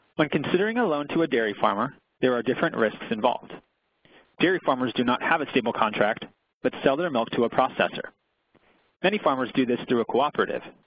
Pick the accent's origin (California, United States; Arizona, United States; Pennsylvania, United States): Pennsylvania, United States; my home state of Pennsylvania